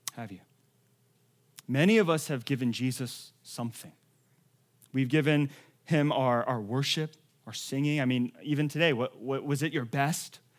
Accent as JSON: {"language": "English", "town": "Atlanta", "region": "Georgia", "country": "United States", "also_born_or_lived": "Los Angeles", "moved": "as an adult", "said": "I was from Atlanta, and so I was a college student getting ready to go to U S C"}